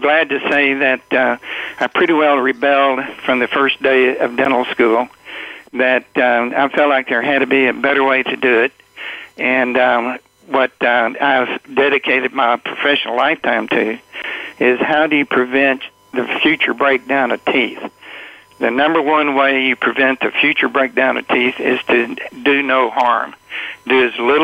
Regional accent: New York City, New York, United States; I was raised in the Bronx

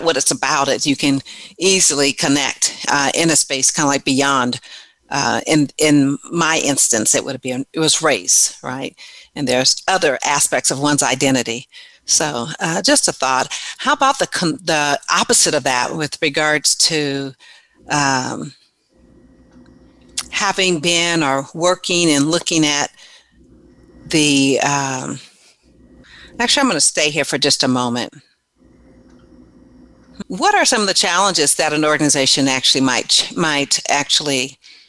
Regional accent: San Diego, California, United States; growing up in San Diego, and even though I lived in a predominantly black community, I grew up in Emerald Hills

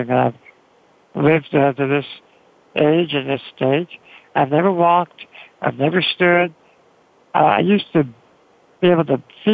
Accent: New York, United States; I grew up in New York

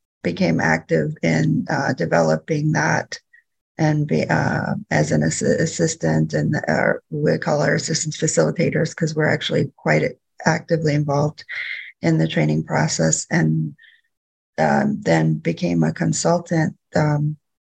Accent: Louisiana, United States; also born or lived in Bay Area, California / Sacramento, California; now in California, United States; I'm originally from Louisiana. My tribe is United Home and Nation, but at this point in my life, I'm living in California.

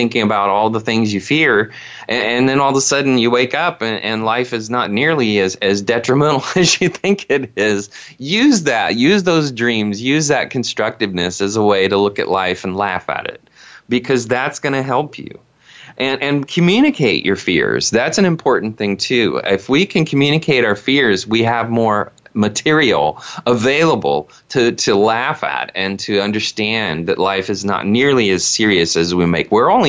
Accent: Indiana, United States; all of the primitive things that I grew up with in Indiana as a child

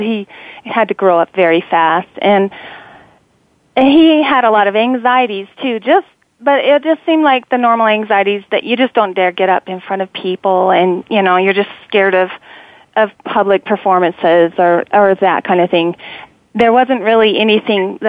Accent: Cannonville, Utah, United States; also born or lived in Panguitch, Utah / St. George, Utah; born in a southern Utah town called Panguitch, and I was raised in Cannonville, which is a tiny, tiny town of 150 people.

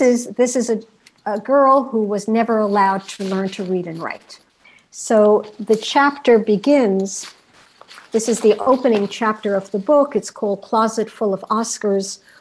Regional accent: New York City, New York, United States; my own aspirations as a young American child growing up in New York City

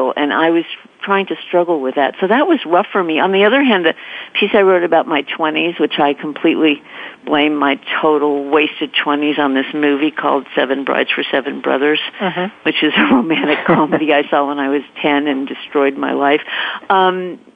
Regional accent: California, United States; moved away as an adult; now in New York, United States; we were raised in California

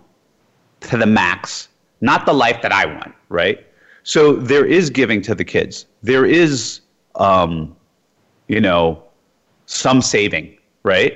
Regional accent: Jersey City, New Jersey, United States; moved away as an adult; also born or lived in Iowa / New York / U.S. Virgin Islands; I grew up in Jersey City, New Jersey.

